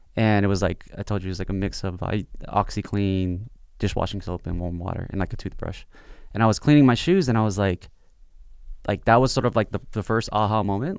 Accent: South Bay, Los Angeles, California, United States; I grew up in the South Bay

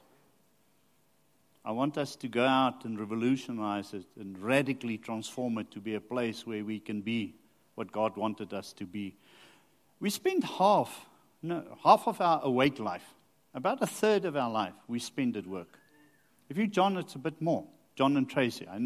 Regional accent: Rustenburg, North West, South Africa; I grew up in Rustenburg

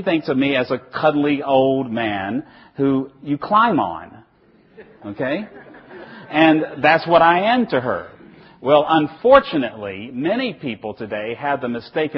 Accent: Virginia, United States; I come from Virginia

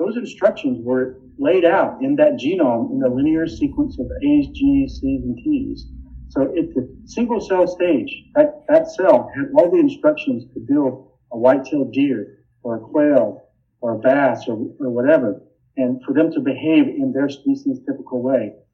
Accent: Sylvester, Georgia, United States; also born or lived in Austin, Texas; I'm from South Georgia.

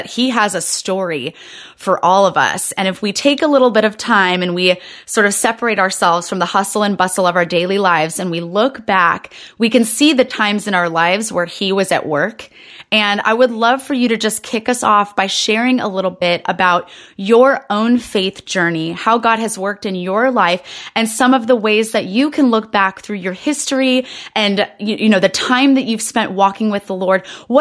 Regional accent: Orange, California, United States; moved away as an adult; now in Encinitas, United States; I grew up in Orange

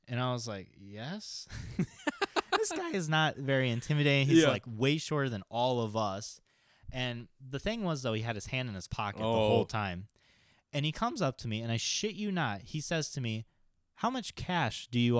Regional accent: Chicago, Illinois, United States; I'm from Chicago, okay?

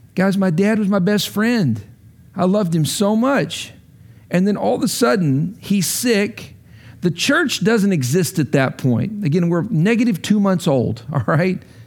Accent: Lubbock, Texas, United States; moved away as an adult; now in Washington, D.C., United States; I grew up in Lubbock.

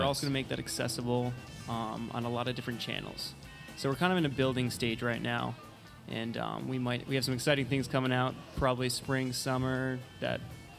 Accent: Rhode Island, United States; now in Charleston, United States; I'm from Rhode Island and actually a recent transplant down to Charleston.

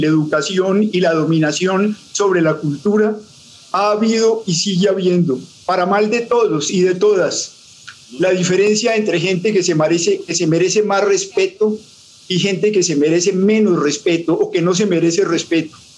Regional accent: Colombia

